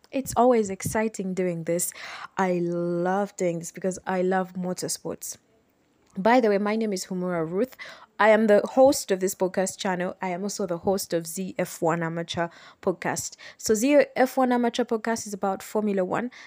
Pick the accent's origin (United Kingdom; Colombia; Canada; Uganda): Uganda; I am from Uganda